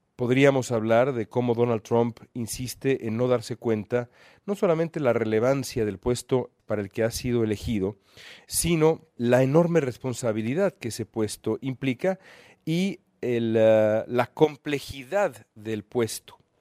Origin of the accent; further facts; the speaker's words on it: Mexico; moved away as an adult; now in United States; como periodista mexicano